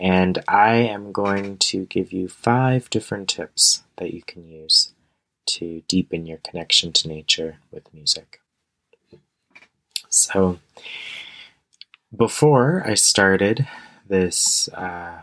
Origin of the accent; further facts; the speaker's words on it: Canada; I'm also Canadian